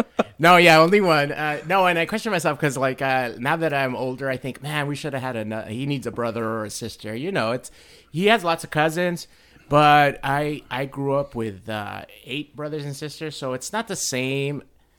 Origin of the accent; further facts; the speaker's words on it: Mexico; born there; moved away; No, actually, I was born in Mexico and we moved with.